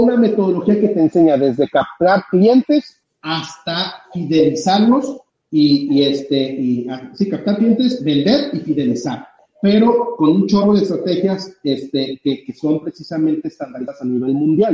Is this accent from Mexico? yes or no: yes; Mexico; nosotros como mexicanos